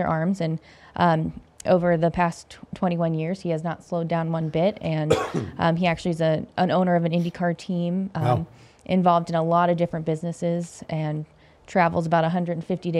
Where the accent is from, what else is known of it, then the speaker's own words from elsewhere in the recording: Littlestown, Pennsylvania, United States; moved away as an adult; now in Las Vegas, United States; I'm from Littlestown, Pennsylvania, which is a little town in the middle of nowhere, Pennsylvania